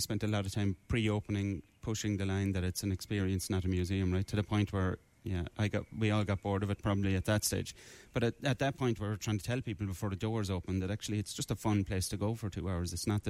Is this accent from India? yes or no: no; Limerick, Munster, Ireland; I wanted to do that in my hometown and have these people find a different reason to come back to a city centre that I used to go to as a young fella.